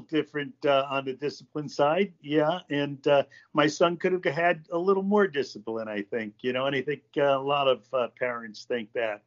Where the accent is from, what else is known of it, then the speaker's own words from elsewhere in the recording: Stamford, Connecticut, United States; moved away as an adult; also born or lived in Ogden, Utah; I was born in Stamford, Connecticut in 1950